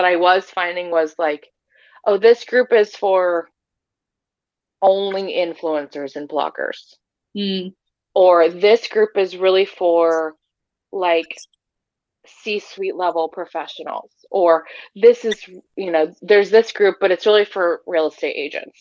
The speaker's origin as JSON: {"language": "English", "region": "North Texas", "country": "United States", "tie": "born or raised there", "also_born_or_lived": "Arkansas", "said": "I grew up in North Texas"}